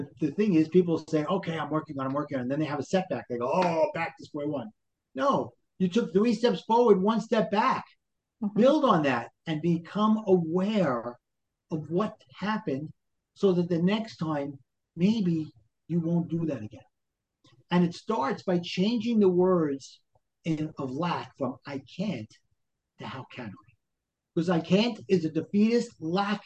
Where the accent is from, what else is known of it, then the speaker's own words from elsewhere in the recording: New York City, New York, United States; accent: Brooklyn; moved away as an adult; also born or lived in New Jersey; now in Brooklyn, United States; I grew up in Brooklyn.